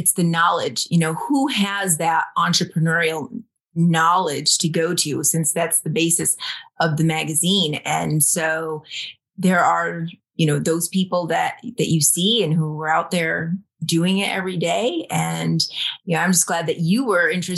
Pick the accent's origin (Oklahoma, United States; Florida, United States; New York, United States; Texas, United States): New York, United States; Rome; moved away as an adult; also born or lived in Dominican Republic; I am originally from Rome, New York, little small town in upstate New York.